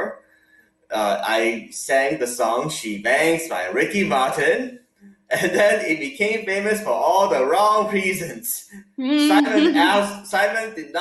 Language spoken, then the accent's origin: English; Hong Kong; moved away; I grew up in Hong Kong with my parents